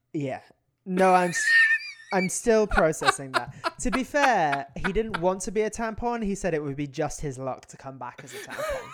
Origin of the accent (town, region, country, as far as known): United Kingdom; now in United States